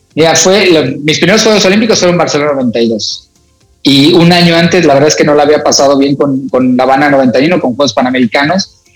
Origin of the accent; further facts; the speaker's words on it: Naucalpan, State of Mexico, Mexico; ahí me crié en la unidad Cuauhtémoc